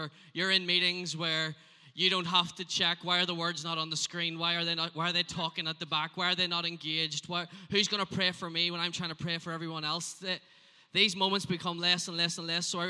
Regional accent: Northern Ireland, United Kingdom; I am from Northern Ireland.

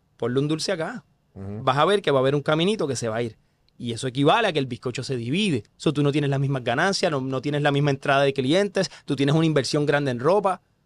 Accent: Corozal, Puerto Rico; yo soy del pueblo de Corozal, yo soy corozaleño

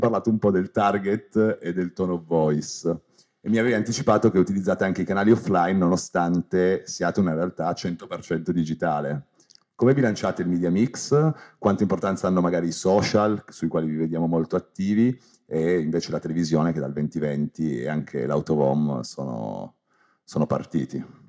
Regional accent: Turin, Piedmont, Italy; io sono di Torino

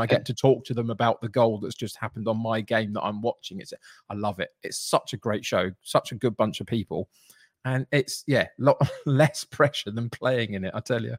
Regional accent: Brentford, London, United Kingdom; I grew up in Brentford

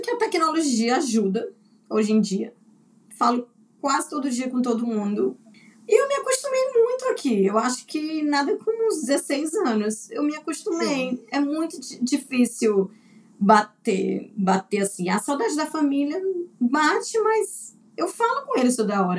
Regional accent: Teresina, Piauí, Brazil; moved away as an adult; also born or lived in Recife / Adelaide, Australia; now in Brisbane, Australia; Eu vim de Teresina

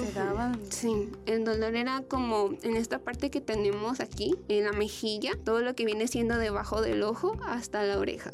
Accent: Los Mochis, Sinaloa, Mexico; yo soy de provincia, yo soy de los Mochis

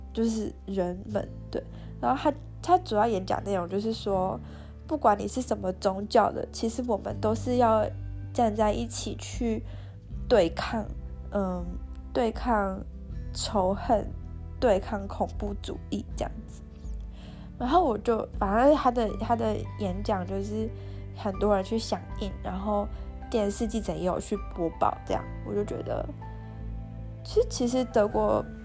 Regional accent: Taiwan; moved away; 我是台湾人

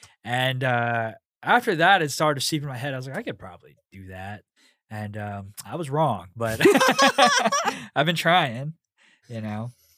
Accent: Pasadena, California, United States; Like where I grew up in Pasadena was it was almost split, like half white, half Hispanic.

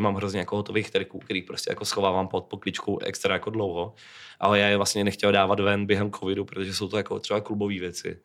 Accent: Czechia; u nás v Čechách jako nikoho vyloženě nemám

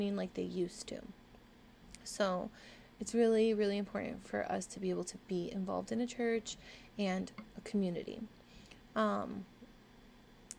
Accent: Orange County, Southern California, United States; I've lived in Southern California my entire life. So I feel like I am very well rounded in regards to like being able to live around a lot of diversity, I guess. Like growing up in Orange County

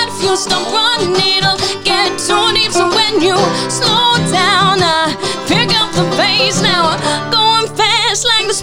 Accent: Cutchogue, New York, United States; we're on the North Fork. We're from Cutchogue.

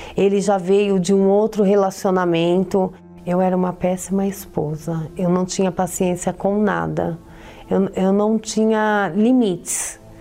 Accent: São Paulo, Brazil; eu sou de São Paulo

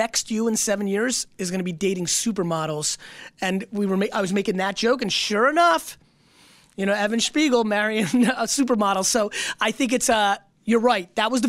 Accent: Edison, New Jersey, United States; I grew up in Jersey and Edison

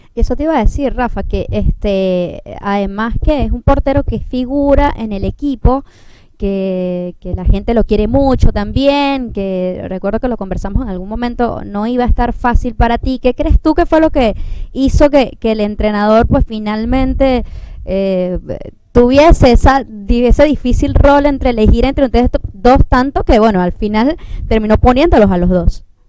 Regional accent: Turén, Portuguesa, Venezuela; ese es mi pueblo, Turén

